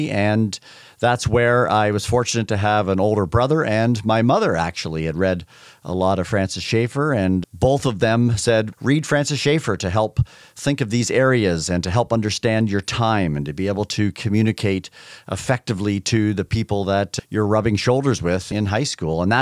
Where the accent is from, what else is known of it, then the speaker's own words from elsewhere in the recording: Canada; I grew up in Canada. It was already a very, very secular country.